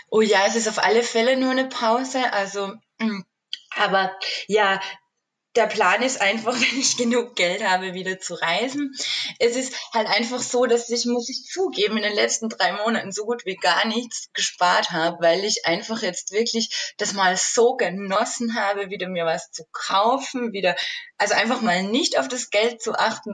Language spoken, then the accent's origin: German; Austria; moved away as an adult; now in Switzerland; Ich komme ja ursprünglich aus Österreich